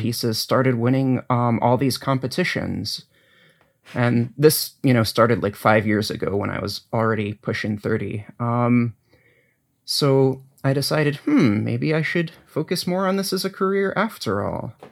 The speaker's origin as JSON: {"language": "English", "region": "New England", "country": "United States", "tie": "born or raised there", "also_born_or_lived": "Ithaca, New York", "moved": "yes", "said": "I grew up in New England"}